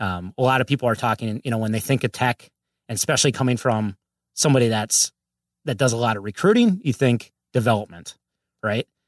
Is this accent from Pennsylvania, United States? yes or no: no; Minnesota, United States; moved away as an adult; now in Los Angeles, United States; grew up, uh, and raised in Minnesota. And, uh, I've been out there for about forty years